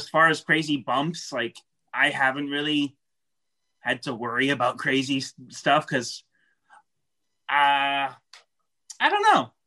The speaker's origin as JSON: {"language": "English", "region": "New York", "country": "United States", "said": "I'm from New York"}